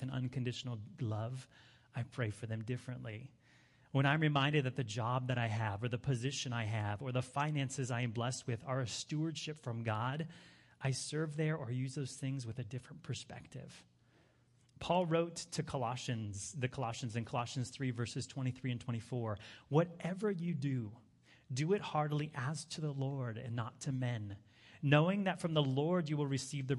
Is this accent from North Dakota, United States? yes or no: no; Hawaii, United States; moved away; also born or lived in Europe; I grew up in Hawaii, so I was always having to travel somewhere